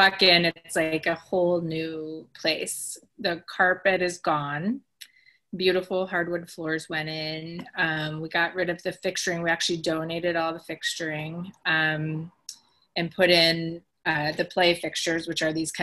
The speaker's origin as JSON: {"language": "English", "region": "Wisconsin", "country": "United States", "tie": "born or raised there", "also_born_or_lived": "Chicago suburbs, Illinois / Green Bay, Wisconsin / Los Angeles, California", "moved": "as an adult", "lives_now": "Chicago, United States", "said": "I was born in the suburbs of Chicago, grew up in Wisconsin, went to school in Green Bay, St. Norbert, and lived"}